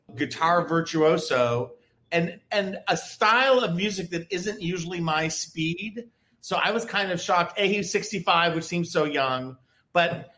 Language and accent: English; New Hampshire, United States; I'm from New Hampshire.